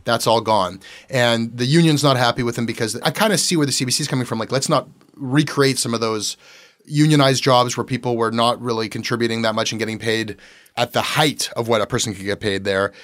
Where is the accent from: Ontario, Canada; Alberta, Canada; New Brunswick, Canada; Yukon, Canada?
Ontario, Canada; Toronto